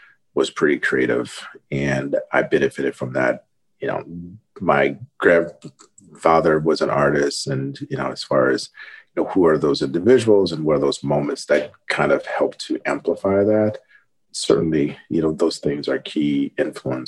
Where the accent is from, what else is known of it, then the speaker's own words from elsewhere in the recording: Ohio, United States; also born or lived in Denver, Colorado; I was born in Ohio, but split my time between early years in Ohio and Colorado. You know, Denver area.